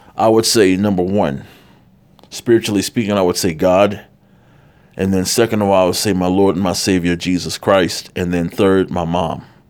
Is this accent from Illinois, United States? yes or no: yes; Chicago, Illinois, United States; now in California, United States; growing up in Chicago